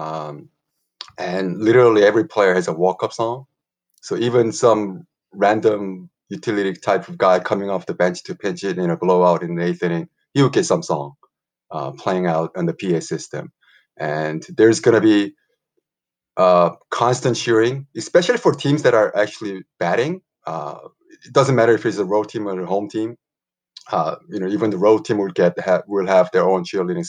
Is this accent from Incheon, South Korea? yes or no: yes; Incheon, South Korea; my hometown of a city of Incheon, a little bit west of Seoul